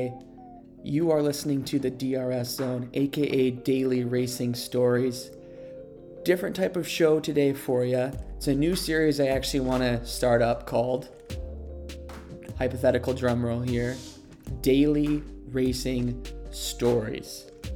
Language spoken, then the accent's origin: English; United States; I'm an American